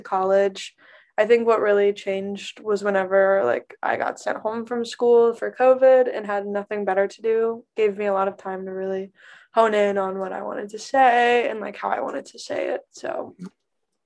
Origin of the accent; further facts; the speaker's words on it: Knoxville, Tennessee, United States; I grew up in Knoxville, 2.5 hours outside of Nashville